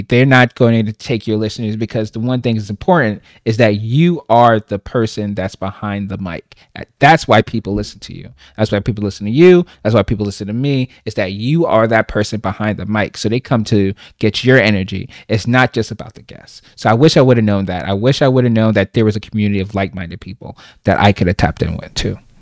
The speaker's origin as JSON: {"language": "English", "town": "New York City", "region": "New York", "country": "United States", "tie": "born or raised there", "moved": "as an adult", "lives_now": "Charlotte, United States", "said": "I'm originally from Brooklyn, New York, born and raised."}